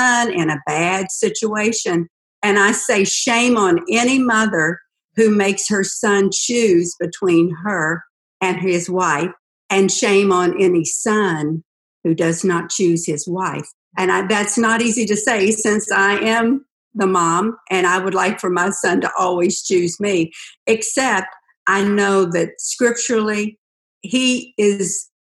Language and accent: English; West Virginia, United States; I was raised in West Virginia on a dairy farm